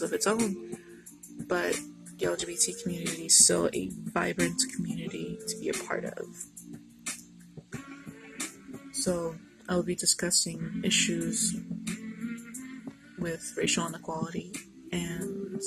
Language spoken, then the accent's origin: English; Chicago, Illinois, United States; I'm from Chicago, born and bred